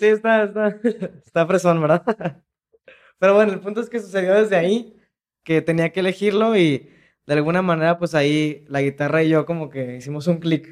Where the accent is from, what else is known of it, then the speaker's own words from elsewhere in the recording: Jalisco, Mexico; sí soy de Jalisco